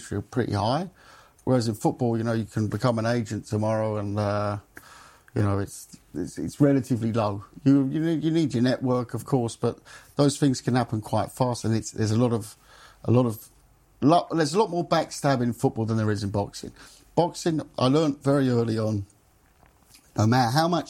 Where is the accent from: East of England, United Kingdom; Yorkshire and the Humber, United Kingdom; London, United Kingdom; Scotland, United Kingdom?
London, United Kingdom; also born or lived in Germany; I was raised in North London